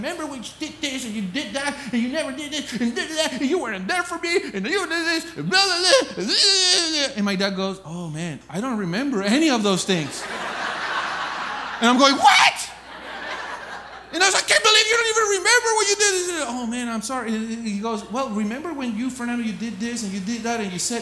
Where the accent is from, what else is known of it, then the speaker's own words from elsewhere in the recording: Colombia; moved away as an adult; I was born and raised in Colombia, South America.